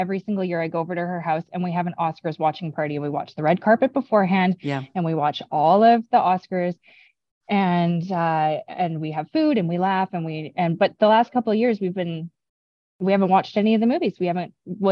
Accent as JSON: {"language": "English", "town": "Vancouver", "region": "British Columbia", "country": "Canada", "said": "I'm from Vancouver, BC"}